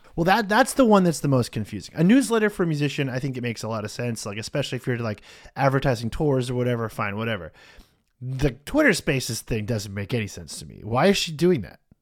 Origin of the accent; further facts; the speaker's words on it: United States; I'm American